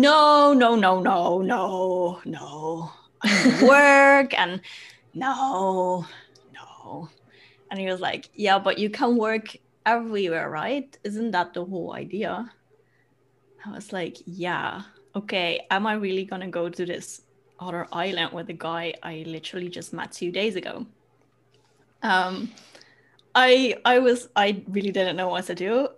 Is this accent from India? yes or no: no; Netherlands; also born or lived in Germany / Bali; I came back home. Mm. Yeah. So I'm in the Netherlands now.